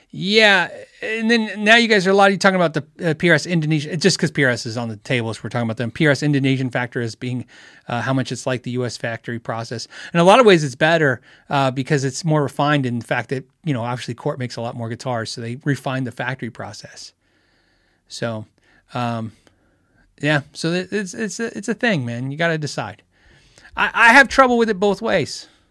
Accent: United States; also born or lived in Phoenix, Arizona; As an American, as a person who lives in, in Phoenix, Arizona

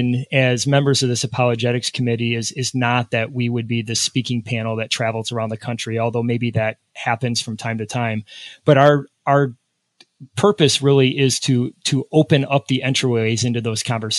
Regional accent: Detroit, Michigan, United States; also born or lived in Sabetha, Kansas; I'm born and raised in Detroit.

